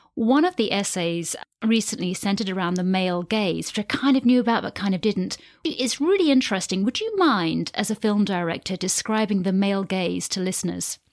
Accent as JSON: {"language": "English", "country": "United Kingdom", "tie": "born or raised there", "said": "I'm a British-born, half English, half Irish white woman"}